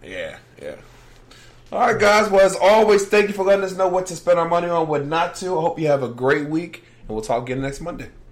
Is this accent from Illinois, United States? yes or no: no; Virginia, United States; I'm from Virginia, and DC is like my backyard.